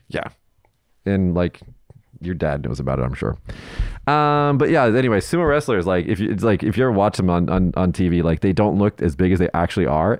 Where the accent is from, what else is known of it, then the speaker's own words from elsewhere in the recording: Las Vegas, Nevada, United States; I'm from Vegas